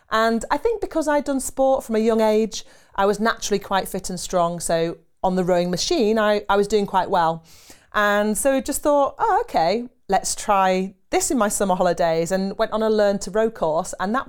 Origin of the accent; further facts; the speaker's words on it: Harrogate, Yorkshire and the Humber, United Kingdom; I grew up in Yorkshire